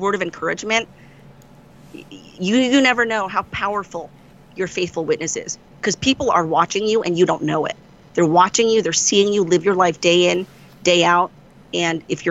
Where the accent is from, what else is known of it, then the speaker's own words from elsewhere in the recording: Florida, United States; I grew up in Florida on the East Coast